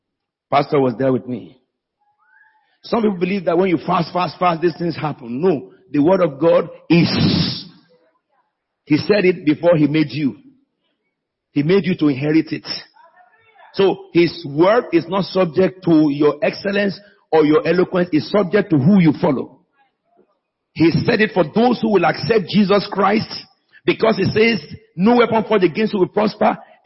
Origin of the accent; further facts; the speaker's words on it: United Kingdom; It's my mother tongue. I'm an Englishman, but my mother is Bagura.